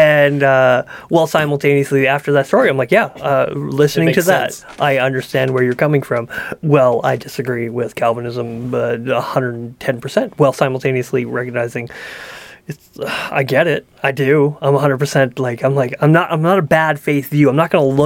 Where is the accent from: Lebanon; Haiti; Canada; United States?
Canada; I'm a Canadian